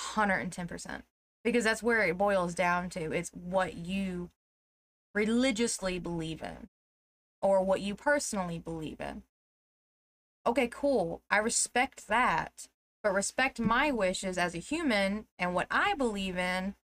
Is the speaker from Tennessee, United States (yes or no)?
yes; Tennessee, United States; we're from Tennessee